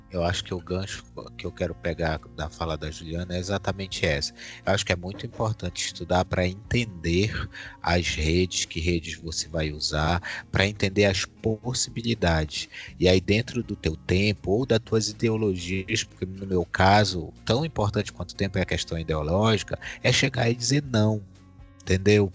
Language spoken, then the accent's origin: Portuguese; Brazil; quem nós somos como brasileiros